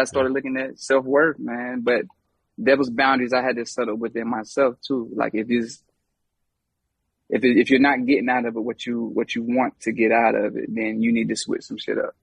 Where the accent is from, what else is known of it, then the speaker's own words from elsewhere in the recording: Charlotte, North Carolina, United States; I'm from Charlotte